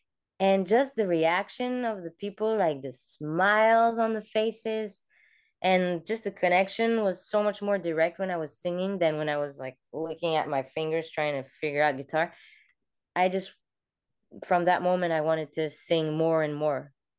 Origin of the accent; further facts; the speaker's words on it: Cameroon; also born or lived in France; I grew up in many different places. Mostly, I was born in France, and then 2 weeks later, we moved to Cameroon, Africa. So my very first memories were over there.